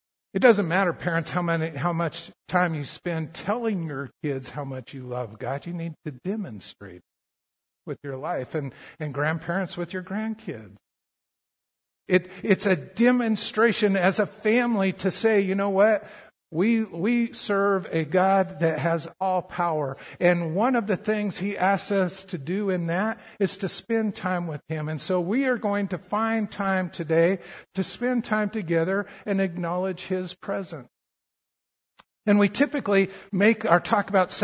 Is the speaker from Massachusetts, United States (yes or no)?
no; Colorado, United States; growing up in Colorado